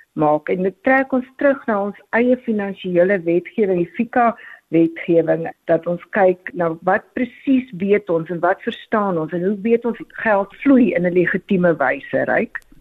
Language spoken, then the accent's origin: Afrikaans; South Africa